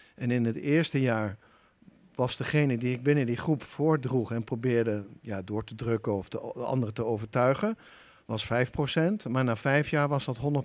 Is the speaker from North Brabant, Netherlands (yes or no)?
no; Achterhoek, Gelderland, Netherlands; also born or lived in Nijmegen; getogen in de Achterhoek